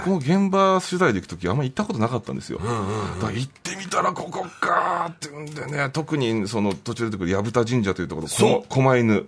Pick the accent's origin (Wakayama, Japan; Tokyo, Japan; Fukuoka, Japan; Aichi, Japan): Tokyo, Japan; 1977年生まれ、東京都出身です。